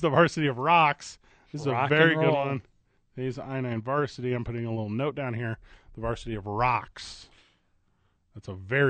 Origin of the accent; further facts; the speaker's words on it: Albuquerque, New Mexico, United States; we're from Albuquerque.